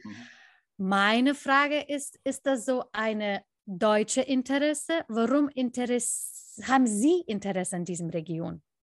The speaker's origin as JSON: {"language": "German", "country": "Lithuania", "said": "für alle, die sich für mein Heimatland interessieren"}